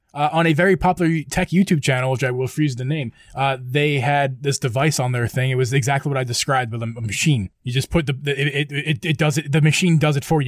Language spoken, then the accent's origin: English; near Downingtown, Pennsylvania, United States; not to my hometown, but very close to my hometown in Downingtown, PA